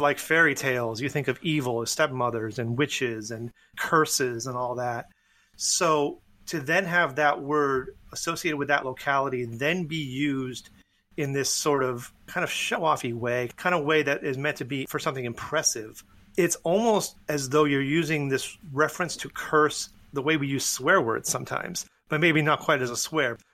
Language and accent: English; north of Boston, New England, Massachusetts, United States; I grew up in New England. I grew up north of Boston.